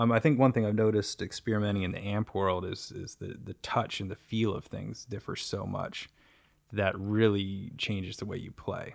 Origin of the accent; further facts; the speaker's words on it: United States; We're from the U S